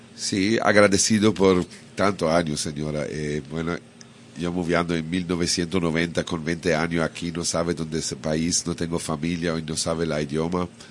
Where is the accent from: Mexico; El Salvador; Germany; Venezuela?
Germany; Bavaria; Spanish is a second language; moved away as an adult; now in Cabarete, Dominican Republic; Y creciendo en Bavaria, para en la edad con 20 años me, me plátano por aquí